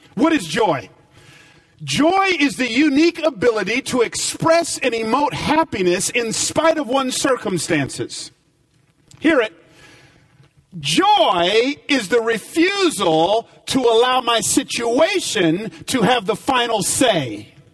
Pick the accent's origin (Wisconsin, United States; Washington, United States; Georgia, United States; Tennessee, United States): Georgia, United States; Atlanta; moved away as an adult; also born or lived in Los Angeles; I grew up in Atlanta